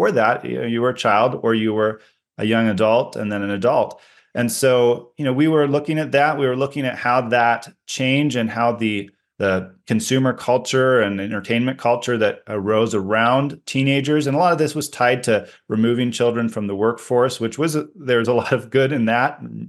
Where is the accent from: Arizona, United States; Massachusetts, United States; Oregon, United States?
Oregon, United States; No, I grew up in the Pacific Northwest, out in the country in Oregon. And my family had 9 acres out there surrounded by hundreds of 4 acres of forest owned by other people that we were free to explore.